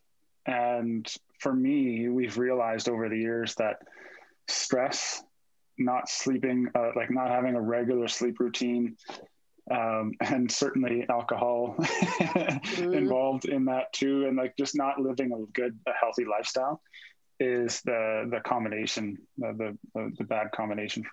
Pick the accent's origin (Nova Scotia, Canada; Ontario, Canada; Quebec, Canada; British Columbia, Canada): Nova Scotia, Canada; Cape Breton; moved away as an adult; now in Calgary, Canada; I live in Calgary now. I was in the military. I'm from Cape Breton, Nova Scotia. I joined the military when I was 19.